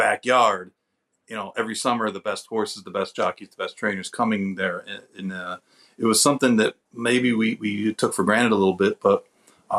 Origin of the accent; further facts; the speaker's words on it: Saratoga Springs, New York, United States; I grew up in Saratoga